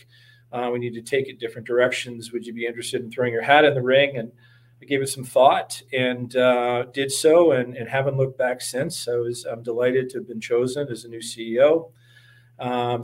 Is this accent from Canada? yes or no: yes; London, Ontario, Canada; moved away as an adult; also born or lived in Waterloo, Ontario / Toronto / Chicago; I hail from London, Ontario